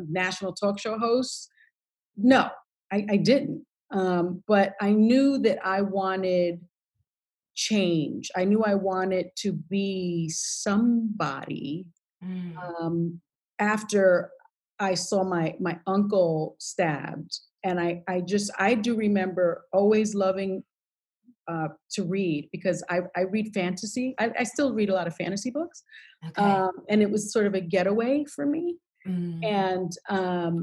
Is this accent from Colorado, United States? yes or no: no; New York City, New York, United States; I grew up in the South Bronx in public housing